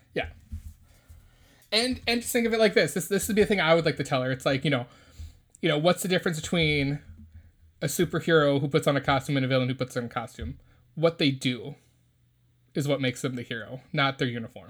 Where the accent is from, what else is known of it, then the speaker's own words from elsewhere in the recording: United States; as Americans, we have a religious freedom